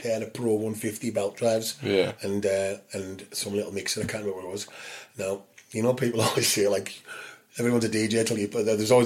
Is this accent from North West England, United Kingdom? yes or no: yes; St Bees, North West England, United Kingdom; we grew up in St. B's